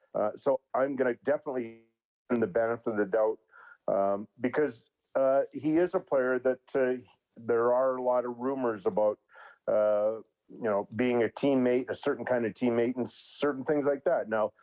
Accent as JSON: {"language": "English", "town": "Winnipeg", "region": "Manitoba", "country": "Canada", "tie": "born or raised there", "said": "growing up in Elmwood"}